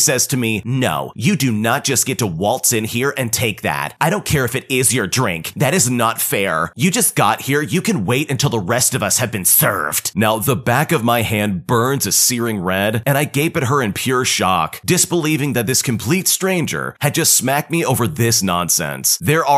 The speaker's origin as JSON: {"language": "English", "country": "Australia", "said": "Now, I'm Australian, so any fellow Australians, please do not come for me."}